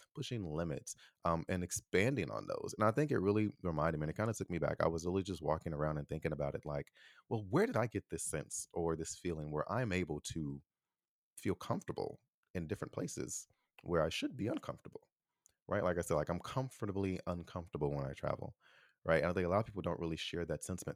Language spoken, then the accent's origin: English; Chicago, Illinois, United States; I am an American from Chicago